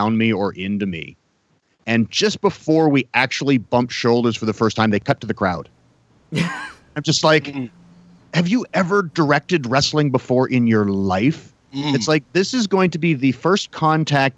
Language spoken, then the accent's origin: English; Canada; I'm supposed to be a guy really proud of being a Canadian